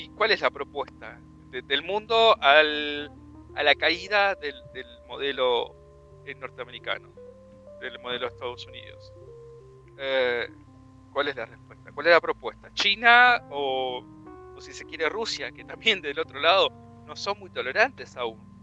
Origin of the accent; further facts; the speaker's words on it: Buenos Aires Province, Argentina; yo, como bonaerense